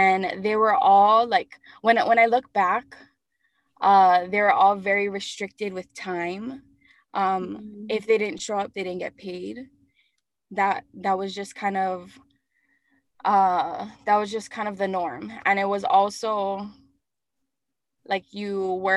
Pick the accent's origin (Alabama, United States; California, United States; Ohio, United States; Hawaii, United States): Hawaii, United States; Hawaii Island, United States; also born or lived in Oahu; I was born and raised on Hawaii Island. My ohana is from Kau